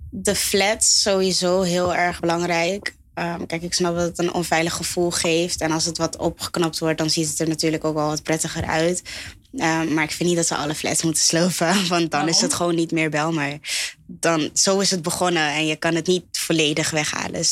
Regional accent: Groeneveen, North Holland, Netherlands; Ik ben opgegroeid in Groeneveen. Dat is gewoon Gansenhoef, dus dat is hier dichtbij.

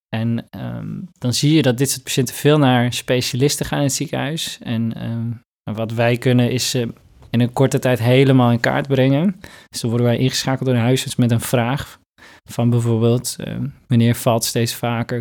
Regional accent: Northeast Groningen, Netherlands; ik kom zelf uit Noordoost-Groningen

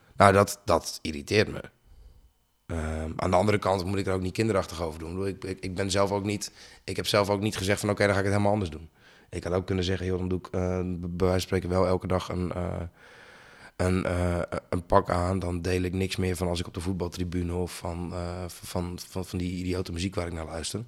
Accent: Bleskensgraaf, South Holland, Netherlands; also born or lived in Sliedrecht; ik ben geboren in Sliedrecht in het ziekenhuis. Opgegroeid in Bleskensgraaf

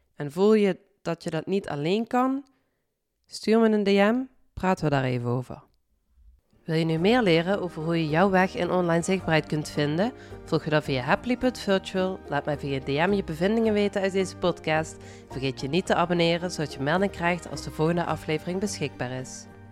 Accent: Limburg, Netherlands; accent: Limburgs; mijn Limburgs accent

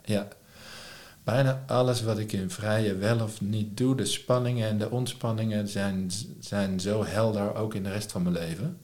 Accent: Lisse, South Holland, Netherlands; also born or lived in Leiden; Lisse waar ik vandaan kom

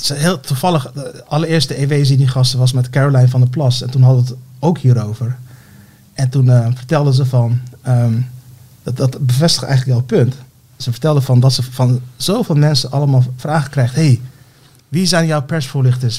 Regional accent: Turkey; now in Netherlands; Ik ben geboren in Turkije.

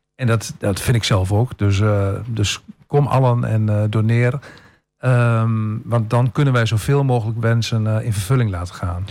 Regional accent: Tubbergen, Overijssel, Netherlands; now in Almelo, Netherlands; ik kom uit Tubbergen, dat is een, een dorp waarin iedereen

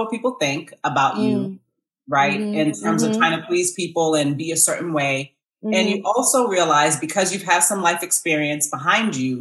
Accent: Massachusetts, United States; moved away as an adult; now in Georgia, United States; I was born and raised in Massachusetts

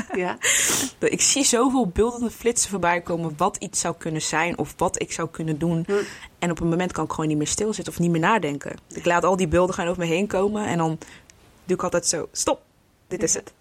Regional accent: Breda, North Brabant, Netherlands; Ik kom uit Breda.

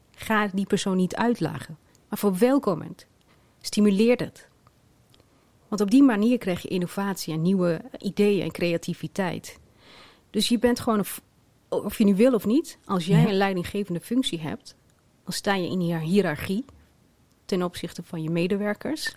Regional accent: Twente, Overijssel, Netherlands; Mijn ouders zijn in Marokko geboren. Ikzelf in Twente

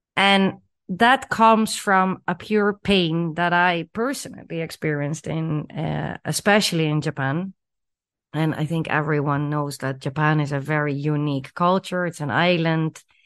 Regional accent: Netherlands; moved away as an adult; also born or lived in Chile / Peru; growing up in the Netherlands and, you know, living and working there for, for the majority of my life

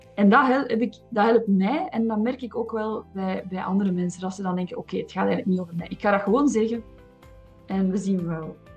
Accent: Flanders, Belgium; zeker als Vlaming. Ik ben opgevoed als een, als een braaf Vlaams meisje

